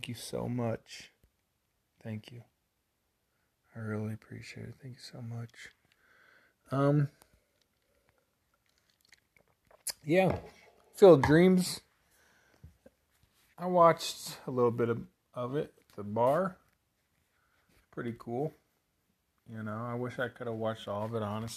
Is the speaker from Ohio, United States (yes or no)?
no; 150 miles south of Chicago, Illinois, United States; Grew up fucking 150 miles south of Chicago